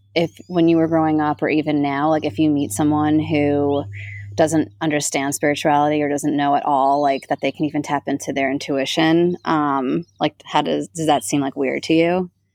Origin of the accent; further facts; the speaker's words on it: New York, United States; now in Sedona, United States; I grew up in New York where like right outside of New York City, 30 minutes away